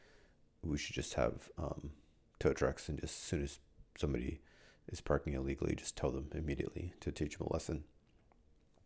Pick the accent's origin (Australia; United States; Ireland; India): India; moved away; I'm from India